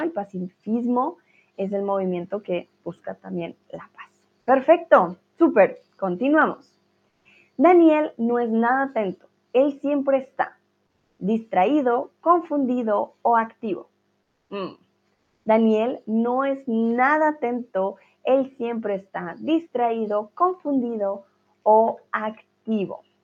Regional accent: Colombia; soy de Colombia

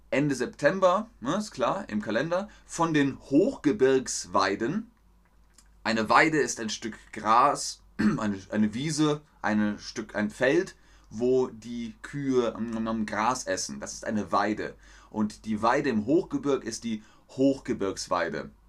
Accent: Southern Germany, Germany; Ich komme zwar aus Süddeutschland, aber das traditionelle Grünkohlessen ist im Norden.

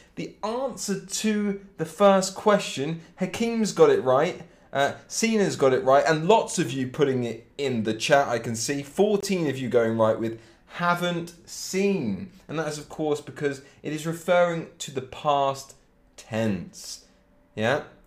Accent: Cambridge, East of England, United Kingdom; I'm exactly from Cambridge um, in England, which is part of Great Britain and it's about an hour north of London, Cambridge

